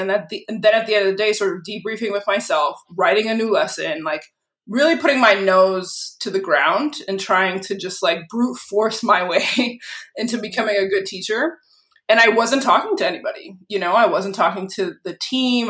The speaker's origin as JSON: {"language": "English", "town": "Lynn", "region": "Massachusetts", "country": "United States", "tie": "born or raised there", "also_born_or_lived": "Peabody, Massachusetts", "said": "I grew up in Lynn"}